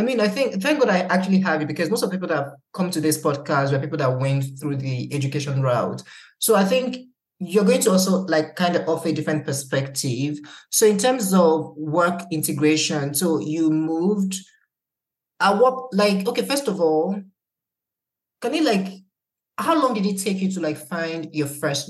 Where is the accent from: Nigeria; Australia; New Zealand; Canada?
Nigeria; now in United Kingdom; I think it has to be one of the most heartbreaking things I've witnessed as a Nigerian, to be honest.